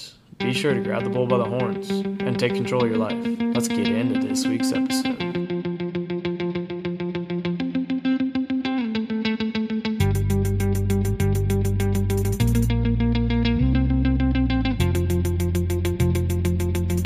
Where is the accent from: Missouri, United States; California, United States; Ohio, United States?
Ohio, United States; Pataskala; I'm from Pataskala